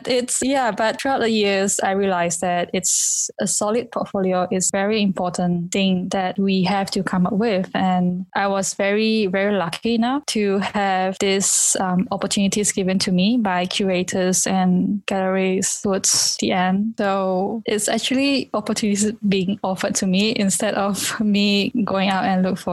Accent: Kuching, Sarawak, Malaysia; also born or lived in London; my hometown in this small Kuching

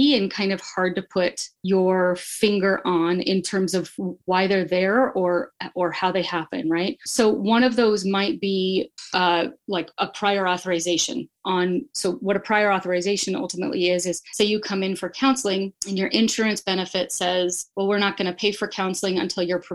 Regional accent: next to Bend, Oregon, United States; moved away as an adult; now in Boise, United States; I moved here in 2007 from Oregon, just because the places that I love are, I grew up next to Bend

